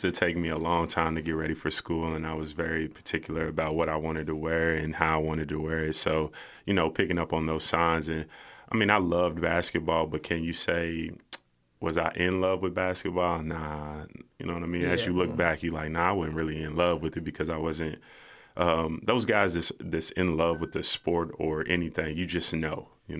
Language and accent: English; Lexington, Kentucky, United States; I want to show people that I come from Winburn. If anybody in Lexington, you know where that's at. You know, okay. I grew up on Kenton Street, right down the street.